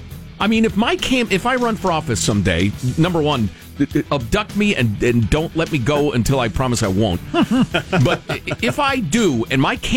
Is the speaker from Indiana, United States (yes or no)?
no; Chicago, Illinois, United States; I grew up in Chicagoland, as we refer to that area.